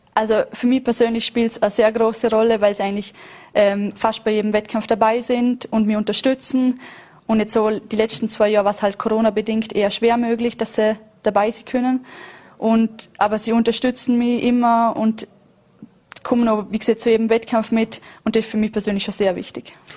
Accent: Vorarlberg, Austria; als Vorarlbergerin

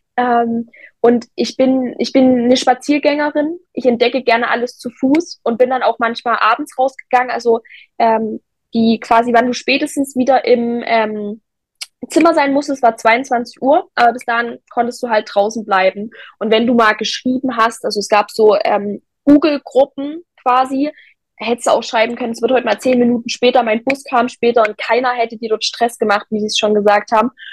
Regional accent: Zwickau, Saxony, Germany

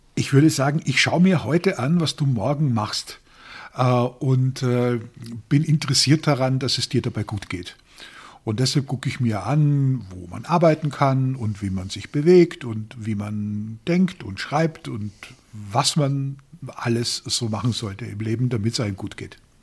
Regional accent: Austria; ich komme aus Österreich und bin in einer Industrieregion aufgewachsen

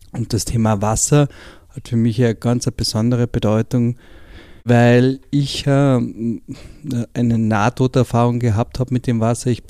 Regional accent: Carinthia, Austria; ich komme aus Kärnten

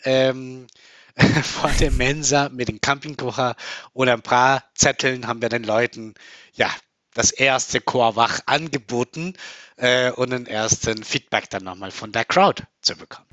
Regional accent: Colombia; now in Germany; Also ich komme aus Kolumbien, ich komme aus einem Land, wo es viel in der Kultur auch Kakao getrunken wird

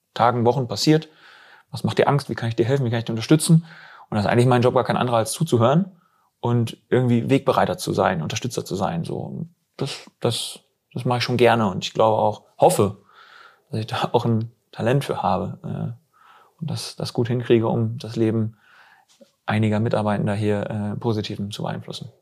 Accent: west of Osnabrück, Lower Saxony, Germany; now in Bielefeld, Germany; ich komme weg aus irgendwie so ein bisschen westlich von, von Osnabrück. Also ich bin Niedersachse

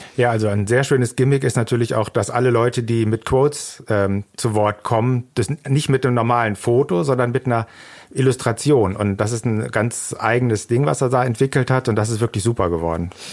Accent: Germany; first language German; als Deutscher

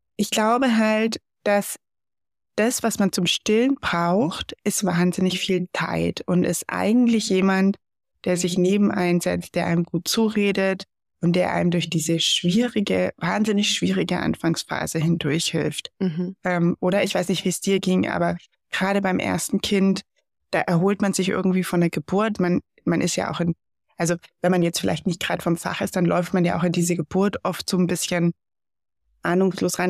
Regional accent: Germany; bei uns in Deutschland

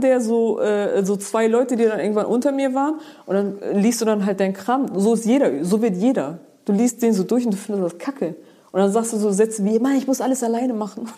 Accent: Geesthacht, Schleswig-Holstein, Germany; bei uns in Geestach

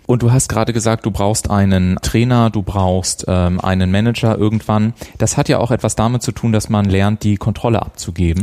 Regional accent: Garmisch-Partenkirchen, Bavaria, Germany; ich komme ja aus Garmisch-Partenkirchen, wir haben da ja auch eine wunderschöne Eishalle gehabt

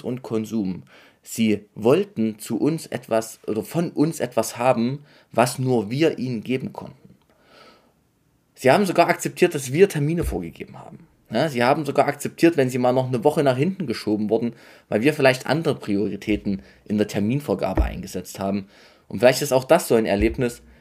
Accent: near Dresden, Saxony, Germany; ich komme aus der Nähe von Dresden

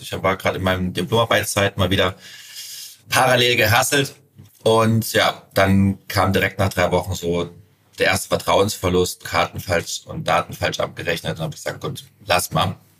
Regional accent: Suhl, Thuringia, Germany; also born or lived in Sebnitz, Saxony / St. Petersburg, Russia / Dresden; in Sebnitz geboren und dann nach zwei Jahren, äh, für drei Jahre nach St. Also nach St. Petersburg und ausgewandert. Und dann irgendwann mit meinen Eltern wieder nach Suhl.

